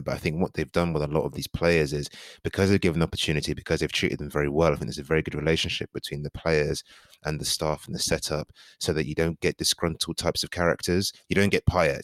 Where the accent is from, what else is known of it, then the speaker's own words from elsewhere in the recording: Nigeria; as a Nigerian